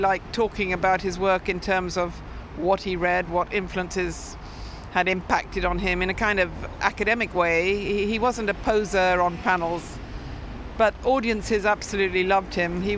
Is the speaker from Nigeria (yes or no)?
no; Ipswich, East of England, United Kingdom; also born or lived in Britain; We ended up in a provincial town in Ipswich, Suffolk.